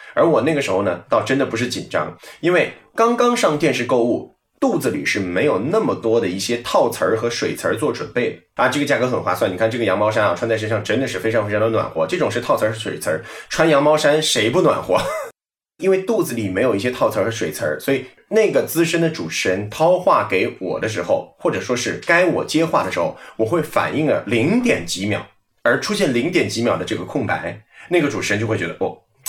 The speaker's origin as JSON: {"language": "Chinese", "town": "Hangzhou", "region": "Zhejiang", "country": "China", "said": "我在研究生毕业以后就回了杭州，因为我本身是杭州人，在杭州呢，播了大概有"}